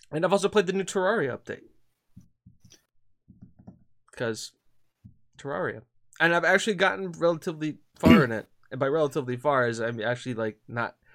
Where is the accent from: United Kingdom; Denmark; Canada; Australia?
United Kingdom; Corby, East Midlands; But I was born and raised in Corby.